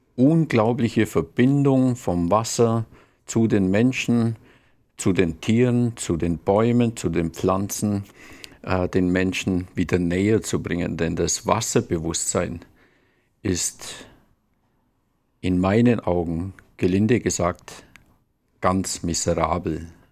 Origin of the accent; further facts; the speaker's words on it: Allgäu, Bavaria, Germany; ich komme aus dem Allgäu, aus dem wunderbaren Allgäu die wohl wunderbarste Region der Welt